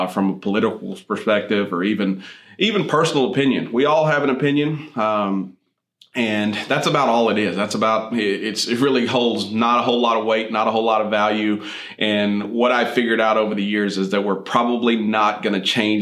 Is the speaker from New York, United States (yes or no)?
no; Midland, Texas, United States; I grew up out west in the Midland Odessa area where oil and gas is what most people do.